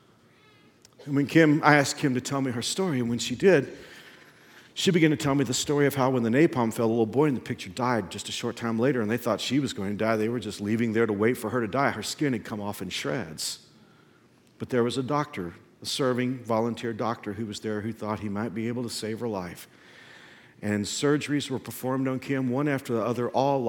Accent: Texas, United States; since I'm from Texas, very Southern

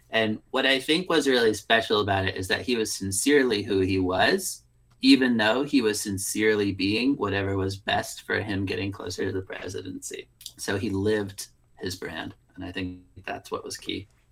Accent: upstate New York, United States; I'm also from upstate New York. I'm not from Kinderhook

